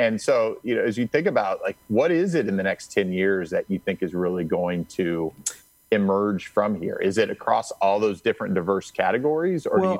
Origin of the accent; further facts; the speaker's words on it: Midwest, United States; moved away as an adult; also born or lived in Santa Monica; now in Orange County, United States; I'm a Midwesterner